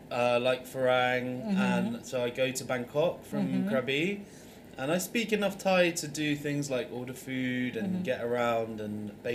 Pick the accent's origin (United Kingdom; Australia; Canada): United Kingdom; Bristol, South West England; also born or lived in Thailand; In Bristol, my hometown in the UK